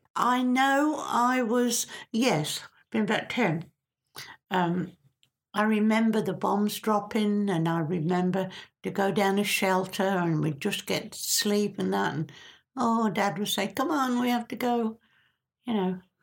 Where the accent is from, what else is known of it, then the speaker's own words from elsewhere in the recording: Stilton, East of England, United Kingdom; moved away; I grew up in Stilton